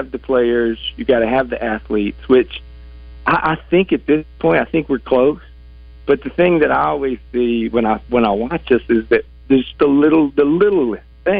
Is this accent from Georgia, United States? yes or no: no; Arkansas, United States; growing up in Arkansas